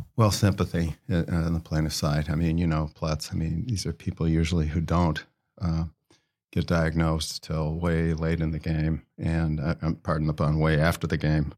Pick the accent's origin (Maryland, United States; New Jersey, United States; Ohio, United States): Ohio, United States; in my home state of Ohio, a guy, I played high school football against